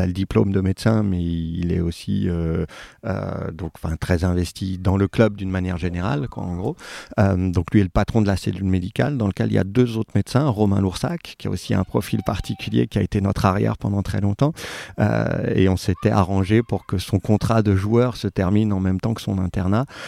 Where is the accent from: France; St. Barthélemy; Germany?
France; Saint-Étienne, Auvergne-Rhône-Alpes; also born or lived in Haute-Savoie; now in Lyon, France; j'ai grandi à Saint-Étienne, mais je suis né en Haute-Savoie